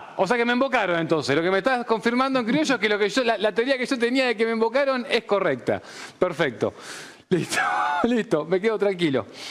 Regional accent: Buenos Aires, Argentina; no soy de Devoto, soy más, más para el lado paternal, más para lado paternal. Sí, de paternal.

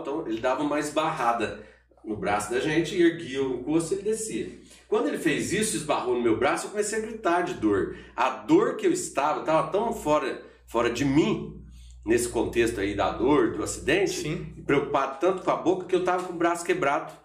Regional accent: Borda da Mata, Minas Gerais, Brazil; em Borda da Mata, que foi onde eu nasci, vivi lá um tempão

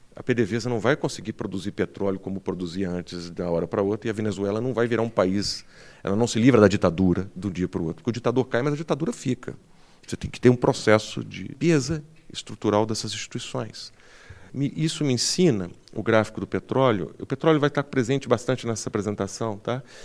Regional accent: Brazil; Eu sou brasileiro

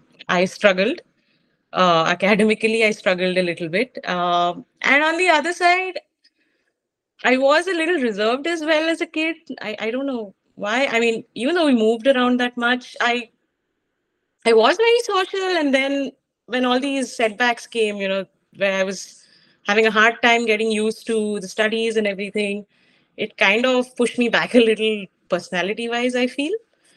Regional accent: Mumbai, Maharashtra, India; also born or lived in Zambia; Hindi was a struggle, especially when we came back to Mumbai from when we came back to India from Zambia. I did not know Hindi at all, so I picked up whatever tuta futa Hindi from the Bombay school

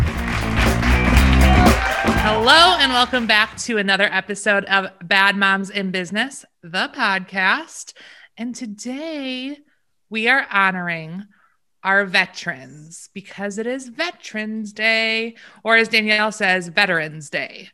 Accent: Michigan, United States; We're from Michigan

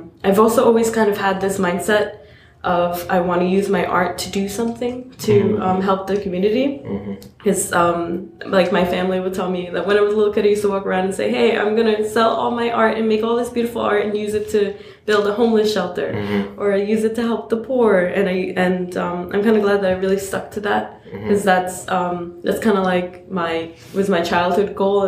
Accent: New York City, New York, United States; I grew up in Queens

